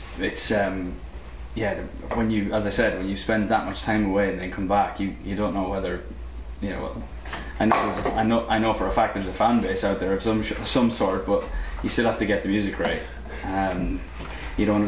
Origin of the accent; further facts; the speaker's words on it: Ireland; being Irish. I mean, just growing up in the island